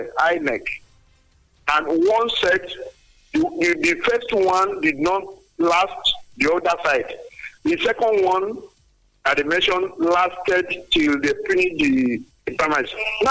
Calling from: Lagos, Nigeria; Engineer …, I'm calling from Songo.

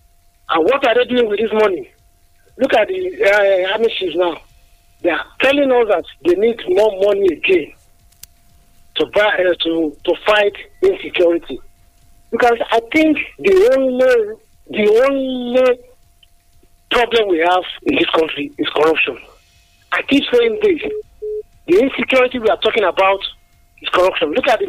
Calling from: Adigwe, Nigeria; Good morning, Mr. Ali. … I'm calling from Adigwe this morning.

